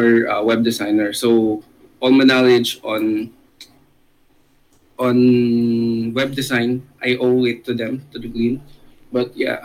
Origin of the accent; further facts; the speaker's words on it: Laguna, Calabarzon, Philippines; I'm from Laguna, Philippines